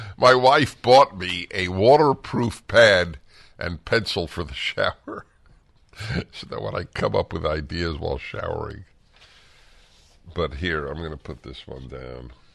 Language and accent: English; New York, United States; moved away; I come from New York